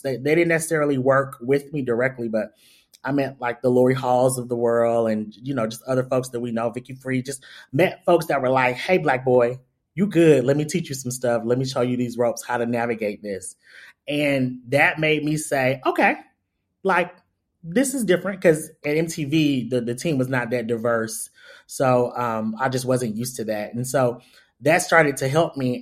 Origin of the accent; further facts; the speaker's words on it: Atlanta, Georgia, United States; I'm from the West Side, Doug High, all that of Atlanta.